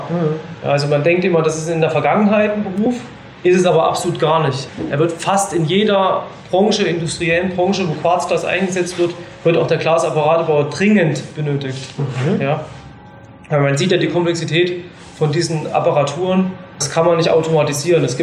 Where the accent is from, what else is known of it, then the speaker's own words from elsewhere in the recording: Hinternau, Thuringia, Germany; ich komme eigentlich aus Hinternau, da sitzt hier ein Dorf im Thüringer Wald